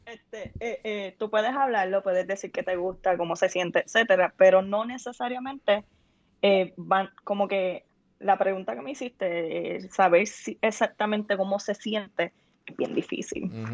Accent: Puerto Rico; en nuestra cultura en Puerto Rico, porque obviamente soy puertorriqueña

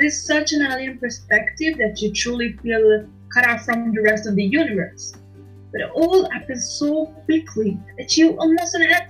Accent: Milan, Lombardy, Italy; English is a second language; I was born in Milan, in Italy, and I am 42 years old

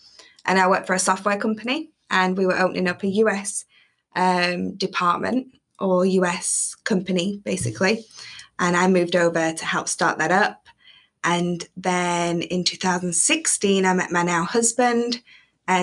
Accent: England, United Kingdom; So my husband and I, obviously, he's American, I'm English.

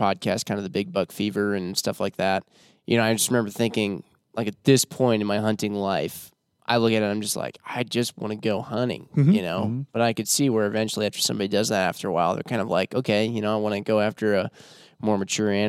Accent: Midwest, United States; I grew up in the Midwest

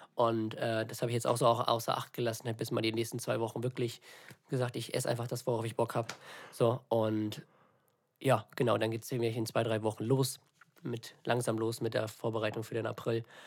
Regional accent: villages near Lübeck, Schleswig-Holstein, Germany; now in Lübeck, Germany; nicht nur von Lübeck ist, sondern aus, aus den, von den beiden Dörfern, wo ich aufgewachsen bin

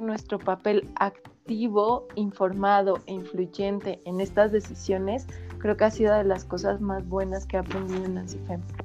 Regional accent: Metepec, State of Mexico, Mexico; Yo soy del centro de la República, de un lugar que se llama Metepec, que está en el Estado de México

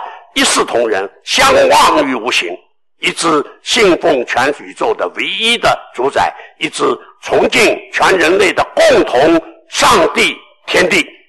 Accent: China; 这种做学问的、这种思想的传承，只有我们中国人才会有，只有中国文化才能够显现出来那种新教的观念。

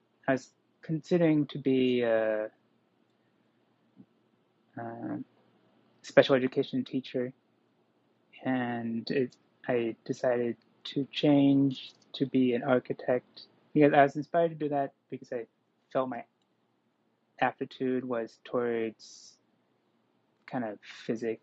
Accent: California, United States; I was born and raised in California

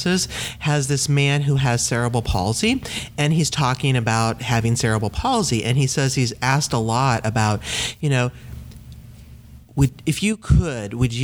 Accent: Midwest, United States; now in Maine, United States; I came from the Midwest, a very landlocked area.

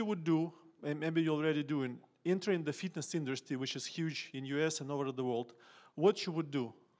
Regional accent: Ukraine; I'm from Ukraine

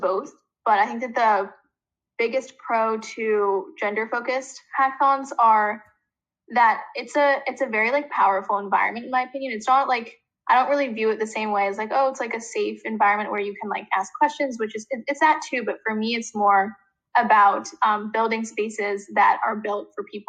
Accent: New York, United States; We're seniors in high school. We're from New York

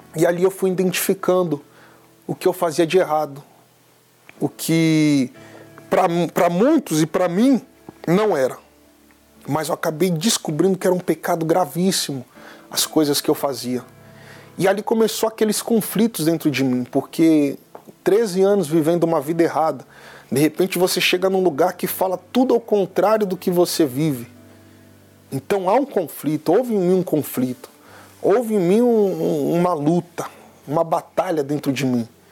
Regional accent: São Paulo, Brazil; Eu tenho 29 anos, sou natural de São Paulo

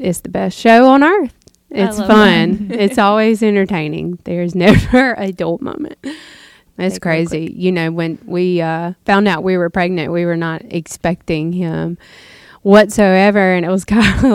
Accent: the South, United States; down here in the South, you go to church on Sunday and then you go to Granny's to eat supper afterwards

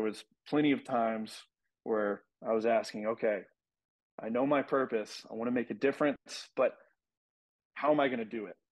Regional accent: West Texas, United States; growing up in West Texas, small town

